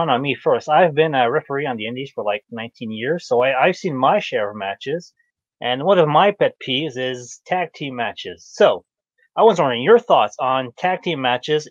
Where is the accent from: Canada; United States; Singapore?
Canada; Quebec City, Quebec; I am from Quebec City